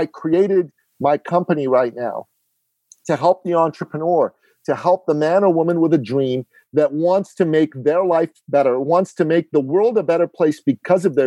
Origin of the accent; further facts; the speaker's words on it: Iran; now in Canada; I am an immigrant to Canada. I'm originally from Iran in the Middle East.